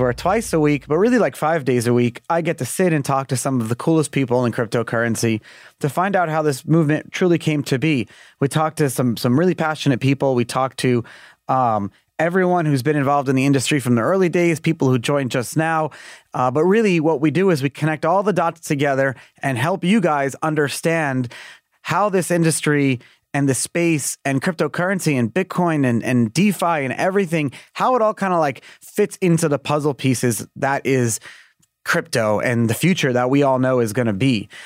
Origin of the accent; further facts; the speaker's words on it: New York City, New York, United States; moved away as an adult; Born and raised in Brooklyn, New York, you can't take the New Yorker out of me